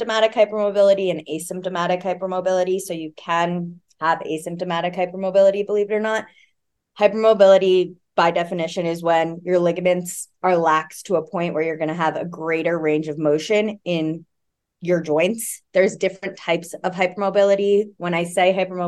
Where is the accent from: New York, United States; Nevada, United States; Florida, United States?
Florida, United States; also born or lived in Oregon; now in Colorado Springs, United States; I'm originally from Florida